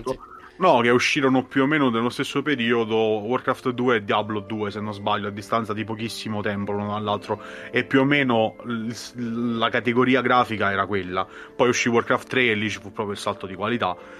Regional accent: Molise, Italy; sono molisano, quindi vivo in una, praticamente in un buco di culo dimenticato da Dio

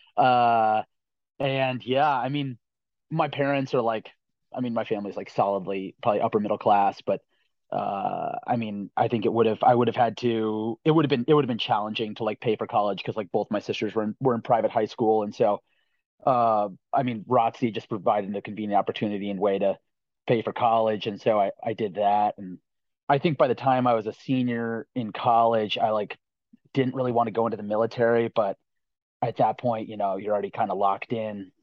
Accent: Roxbury, Connecticut, United States; I'm from Roxbury, Connecticut, so a small town in southern Litchfield County in northwest Connecticut

